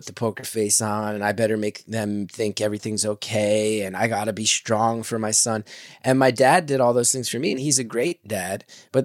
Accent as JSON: {"language": "English", "region": "New Jersey", "country": "United States", "tie": "born or raised there", "said": "when we were growing up in Jersey"}